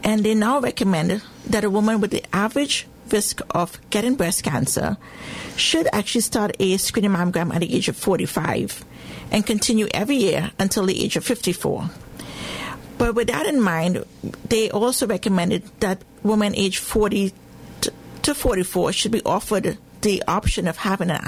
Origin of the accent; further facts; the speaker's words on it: Trinidad & Tobago; moved away as an adult; also born or lived in England / Glasgow, Scotland; now in United States; I was born in the Caribbean, in Trinidad and Tobago